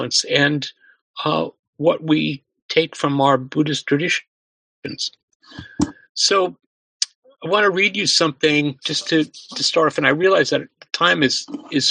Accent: suburbs of New York, United States; a synagogue in my hometown, in the suburbs of New York

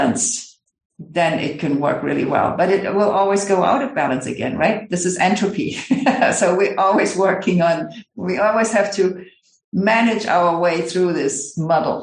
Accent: Germany; I come from Germany

